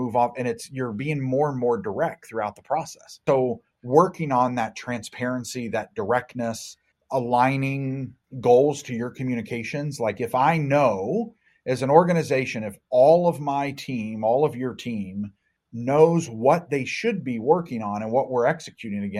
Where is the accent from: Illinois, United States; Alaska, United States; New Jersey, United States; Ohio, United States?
Ohio, United States; Cincinnati; my hometown of Cincinnati, Ohio area